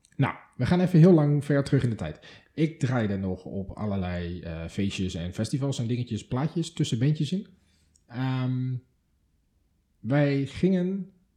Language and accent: Dutch; Delft, South Holland, Netherlands; moved away; het wapen van Delft, mijn geboortestad